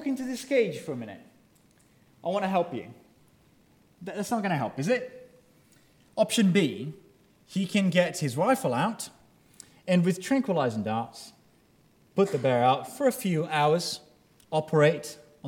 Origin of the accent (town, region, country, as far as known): Brazil; now in United Kingdom